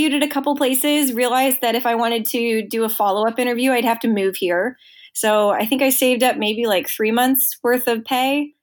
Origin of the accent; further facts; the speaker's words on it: outside of Chicago, Illinois, United States; moved away; I grew up outside of Chicago.